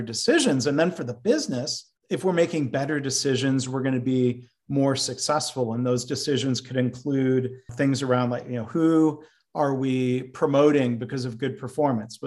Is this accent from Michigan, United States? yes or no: yes; Livonia, Michigan, United States; also born or lived in Dayton, Ohio; I was born in Dayton, Ohio. My dad was working for GM and he got transferred up to Michigan. And they very intentionally bought a home in a suburb of Detroit, Livonia